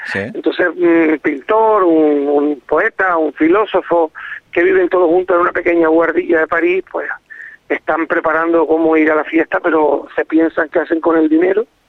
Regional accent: Fuerteventura, Canary Islands, Spain; yo soy de Fuerteventura. Eh, mis padres nacieron los dos de Fuerteventura

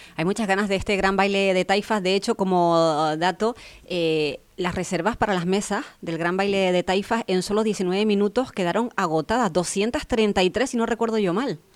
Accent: Fuerteventura, Canary Islands, Spain; los que somos aquí majoreros nacidos en la isla

